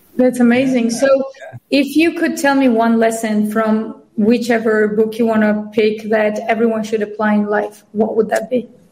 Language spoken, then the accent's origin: English; Georgia; now in United States; I'm from Georgia